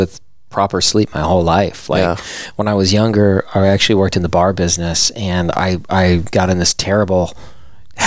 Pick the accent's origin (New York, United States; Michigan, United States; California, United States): Michigan, United States; Traverse City; I grew up in Traverse City